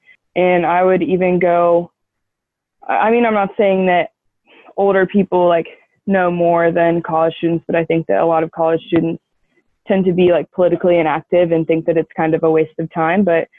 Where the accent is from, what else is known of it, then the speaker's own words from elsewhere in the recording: Charleston, South Carolina, United States; also born or lived in Clarkston, Georgia; I am from the Charleston area, and I spent my last summer living in Clarkston, Georgia, and working and living with the community there.